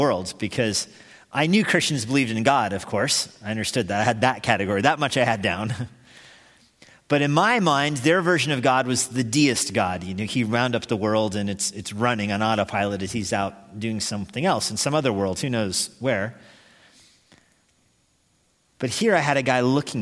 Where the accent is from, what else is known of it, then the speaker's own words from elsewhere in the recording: United States; I'm an American